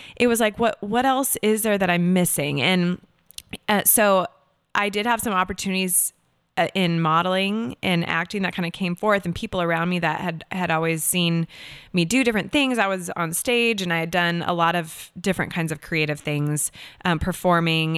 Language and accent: English; Seattle, Washington, United States; moved away as an adult; also born or lived in Los Angeles, California / New York; now in Nashville, United States; I am originally from Seattle, Washington, born and raised. and I grew up there